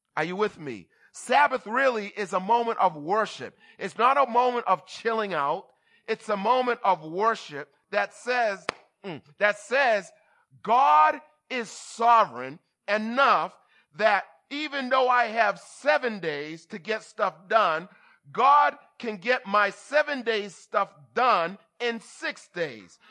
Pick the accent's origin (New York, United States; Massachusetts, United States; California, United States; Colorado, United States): Massachusetts, United States; Boston; I'm from Boston